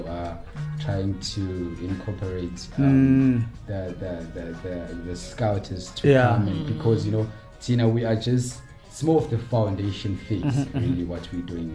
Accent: Gauteng, South Africa; I'm from Gauteng till

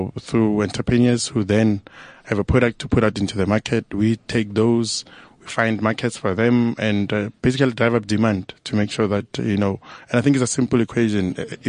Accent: Johannesburg, Gauteng, South Africa; I mean, I'm from Joburg.

